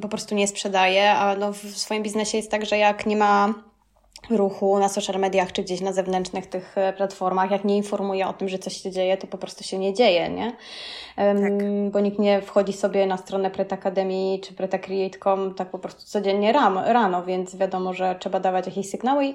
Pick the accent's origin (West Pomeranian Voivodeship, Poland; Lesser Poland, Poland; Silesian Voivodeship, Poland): Lesser Poland, Poland; Kraków; moved away as an adult; also born or lived in Rome, Italy; now in Italy; jestem z Krakowa